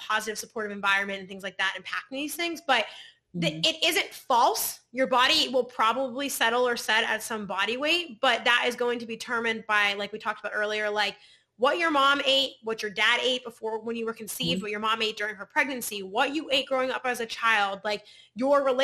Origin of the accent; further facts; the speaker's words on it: Pittsburgh, Pennsylvania, United States; I'm from Pittsburgh and I'm Polish